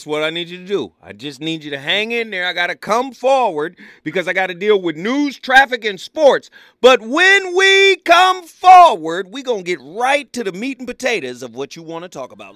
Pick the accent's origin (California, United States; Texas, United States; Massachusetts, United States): California, United States; Pasadena; I was raised in Pasadena